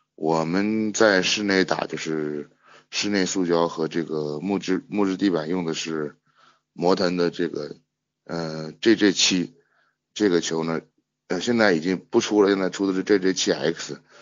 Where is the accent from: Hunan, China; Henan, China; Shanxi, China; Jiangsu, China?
Shanxi, China; 我是山西的